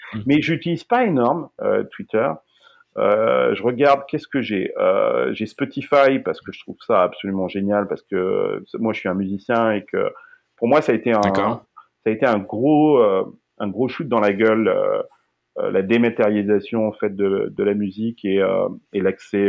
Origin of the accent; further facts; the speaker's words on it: Limousin, Nouvelle-Aquitaine, France; now in Silicon Valley, United States; moi, je suis du Limousin